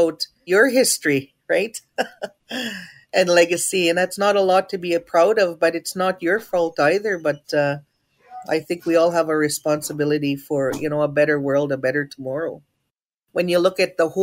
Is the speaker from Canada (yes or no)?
yes; Treaty 4 territory, Saskatchewan, Canada; I'm from Ojibwe's First Nation, from the beautiful unceded, unsurrendered Treaty 4 territory